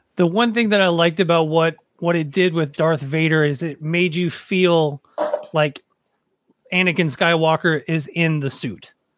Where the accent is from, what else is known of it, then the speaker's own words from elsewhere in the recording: Nashville, Tennessee, United States; moved away; I grew up in Nashville